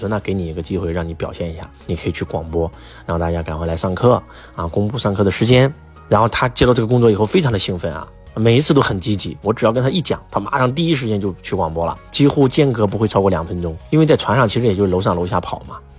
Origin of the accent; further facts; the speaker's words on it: China; 老外会呃让我们感觉到我们中国人很轻浮